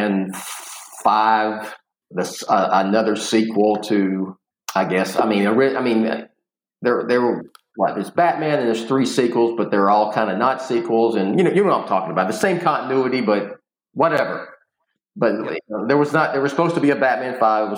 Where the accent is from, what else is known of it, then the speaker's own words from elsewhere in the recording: Houston, Texas, United States; I've been here all my life